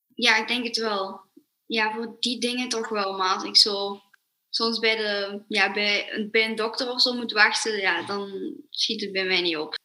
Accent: Belgium; ik ben 12 jaar en ik kom uit België.

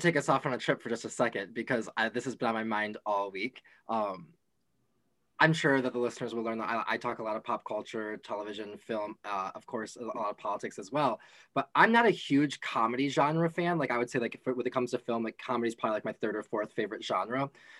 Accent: Midwest, United States; accent: Midwestern; as a Midwesterner, it's kind of making a play on Midwestern culture and our accents.

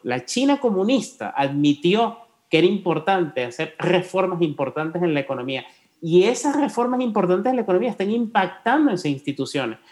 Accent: Guatemala; como guatemalteco

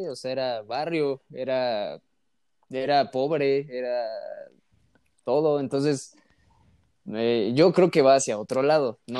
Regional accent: Mexico; yo no, por eso no digo somos, digo sí soy mexicano, pero yo no soy así

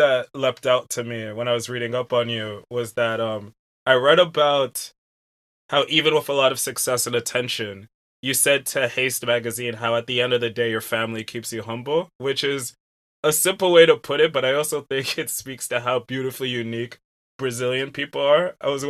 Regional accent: London, United Kingdom; now in New York, United States; And I bring this up because I grew up a bit in London myself. I'm in New York.

